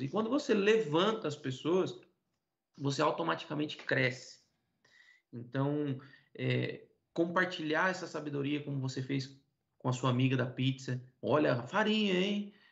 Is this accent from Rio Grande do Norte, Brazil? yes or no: no; Rio Claro, São Paulo, Brazil; also born or lived in Iporã, Paraná; Eu sou paranaense, nascido numa cidadezinha pequena no oeste do Paraná, chamada Iporã, mas vivi minha vida toda em Rio Claro